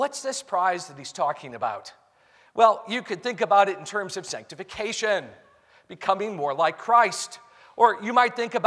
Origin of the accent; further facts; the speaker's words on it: United States; I'm an American